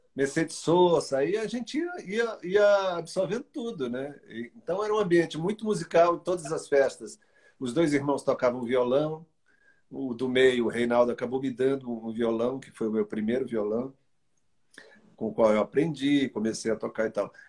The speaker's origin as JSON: {"language": "Portuguese", "town": "Arari", "region": "Maranhão", "country": "Brazil", "tie": "born or raised there", "also_born_or_lived": "São Luís", "said": "E eu vivi lá até os oito anos, nessa cidade chamada Arari, que eu considero minha"}